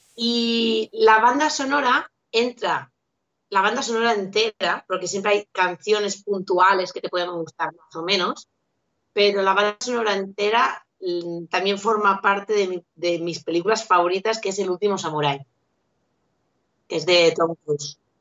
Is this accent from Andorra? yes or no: yes; Andorra; now in Catalonia, Spain; yo soy de Andorra y ahora vivo en, Cataluña